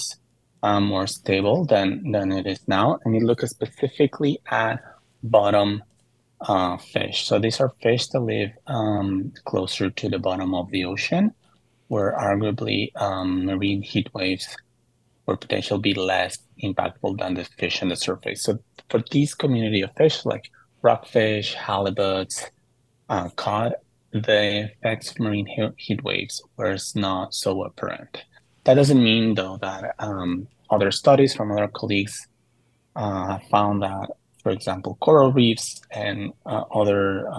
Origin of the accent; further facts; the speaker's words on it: Mexico City, Mexico; moved away; I grew up in Mexico City, where there's a lot of earthquakes